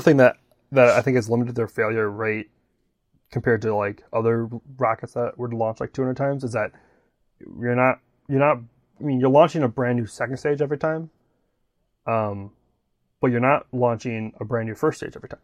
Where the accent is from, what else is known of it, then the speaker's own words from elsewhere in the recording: Wisconsin, United States; now in Florida, United States; growing up in Wisconsin